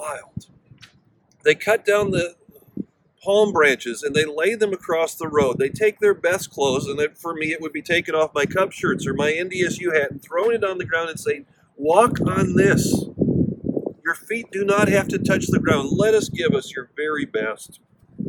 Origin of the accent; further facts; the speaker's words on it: Minnesota, United States; also born or lived in Chicago / overseas; now in North Dakota, United States; I grew up in Minnesota